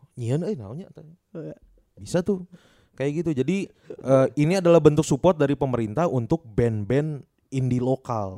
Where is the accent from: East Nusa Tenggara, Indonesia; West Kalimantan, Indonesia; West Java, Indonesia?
West Java, Indonesia; Bandung; kita mah sebagai warga Bandung